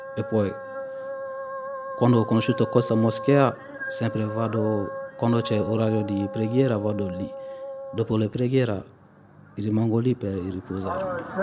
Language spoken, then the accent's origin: Italian; Mali; moved away as an adult; now in Italy; vengo dal Mali